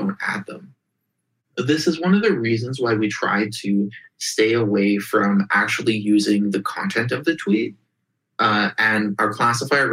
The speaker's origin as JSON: {"language": "English", "country": "Russia", "tie": "born or raised there", "moved": "yes", "said": "I grew up in Russia in the early 90s"}